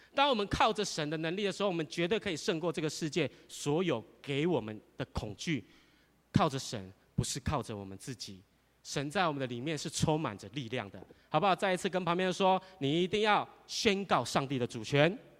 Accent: Taiwan; 我们台湾话

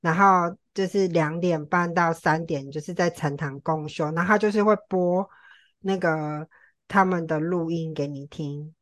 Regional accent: Tainan, Taiwan; also born or lived in Taipei; 我之前在台北工作，然后我从台北搬回台南

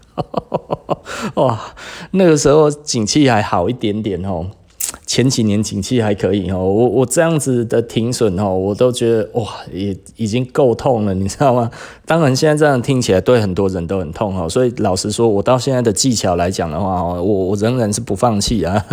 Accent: Taiwan; 我们台湾人特别喜欢做生意啦

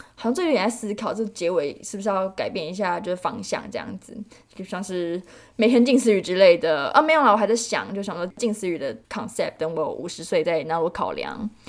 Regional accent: Taiwan; 我们台湾人

